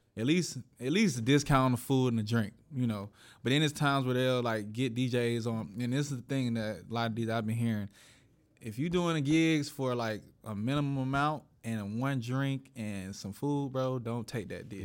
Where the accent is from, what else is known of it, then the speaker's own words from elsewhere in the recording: Atlanta, Georgia, United States; I'm from, I'm from Atlanta